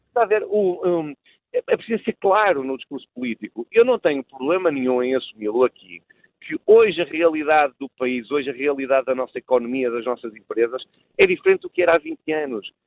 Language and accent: Portuguese; Braga, Norte, Portugal; de Braga, que conheço perfeitamente, do resto de onde sou oriundo